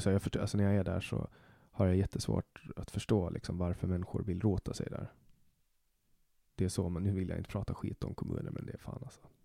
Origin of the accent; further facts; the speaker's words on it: Åland, Åland Islands; accent: Åland Swedish; now in Stockholm, Sweden; och det gör jag ju, i och med att jag kommer från Åland